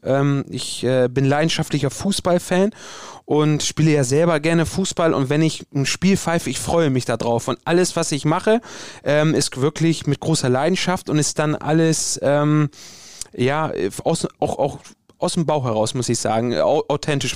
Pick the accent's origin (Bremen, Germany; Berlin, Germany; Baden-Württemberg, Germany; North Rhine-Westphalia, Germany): Bremen, Germany; ich bin hier in Bremen geboren, ich bin hier aufgewachsen, das ist meine Heimat. Ich komme äh, ursprünglich aus Bremen-Nord.